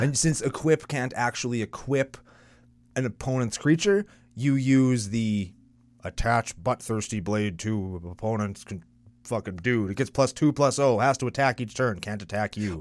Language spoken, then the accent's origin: English; Canada; I'm only Canadian